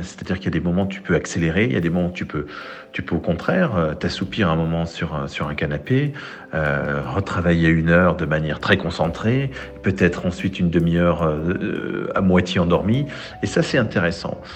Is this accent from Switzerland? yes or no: yes; Switzerland